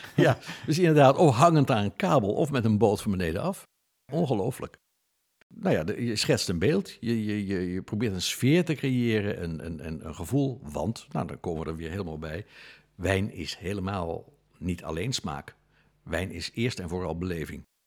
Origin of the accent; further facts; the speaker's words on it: Netherlands; we zijn Nederlanders.